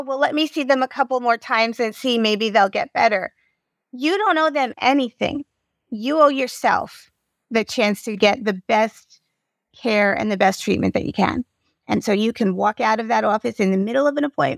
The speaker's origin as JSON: {"language": "English", "region": "New York", "country": "United States", "said": "I am from New York, and I spell it the way we say it."}